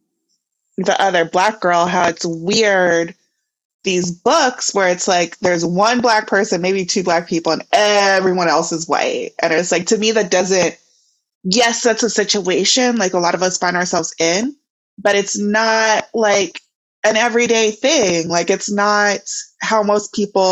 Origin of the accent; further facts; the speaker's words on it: Missouri, United States; moved away; we're both from Missouri